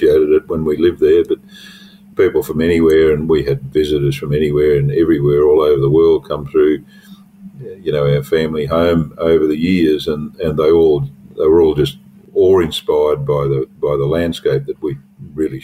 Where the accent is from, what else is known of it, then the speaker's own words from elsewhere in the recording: Western Queensland, Australia; also born or lived in Cunnamulla, Queensland / Eulo, Queensland; I grew up in Western Queensland. I was born in a town called Cunnamulla